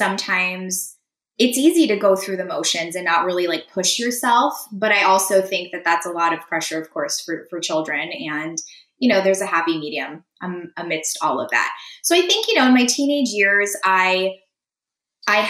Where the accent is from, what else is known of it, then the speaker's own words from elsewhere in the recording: San Diego, California, United States; first language Russian; English is a second language; I was the first person in my immediate family to be born in the States. I was born in San Diego.